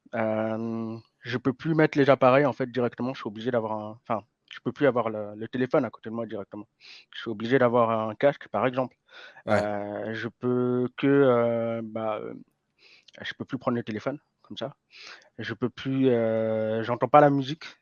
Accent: Lausanne, Vaud, Switzerland; j'ai grandi à Lausanne.

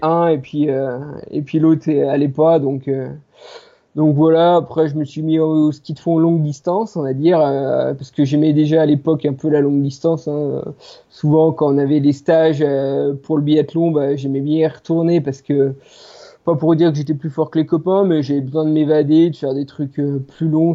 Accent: Les Plans d'Hotonnes, Auvergne-Rhône-Alpes, France; je suis natif des plans d'automne. Donc les plans d'automne, c'est, c'est une petite station de, ski euh, située au sud du massif du Jura

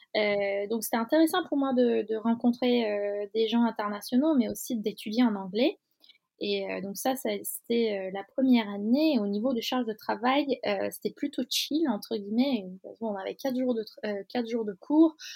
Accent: Istanbul, Turkey; French is a second language; moved away as an adult; now in Paris, France; j'ai fait une grande partie de mon parcours, euh, à Istanbul. Donc, euh, je suis née à Istanbul.

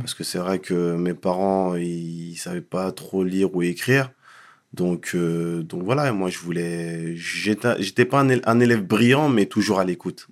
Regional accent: Paris, Île-de-France, France; also born or lived in Mont-Saint-Aignan; Mes parents sont venus euh, très rapidement dans la région parisienne et j'ai grandi dans le, dans le 19e arrondissement

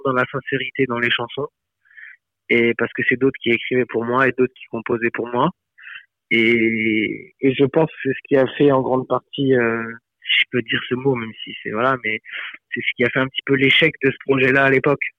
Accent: Fréjus, Provence-Alpes-Côte d'Azur, France; je suis originaire du sud de la France, euh, à la base de Fréjus-Saint-Raphaël

